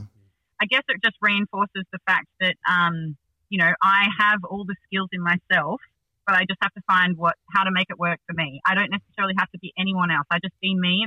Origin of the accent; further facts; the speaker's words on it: Sydney, New South Wales, Australia; I grew up in the Northern Beaches